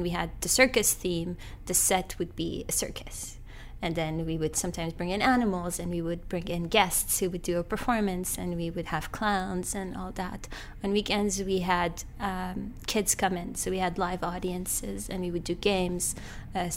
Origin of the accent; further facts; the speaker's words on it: Beirut, Beirut Governorate, Lebanon; I was born in Beirut in 1990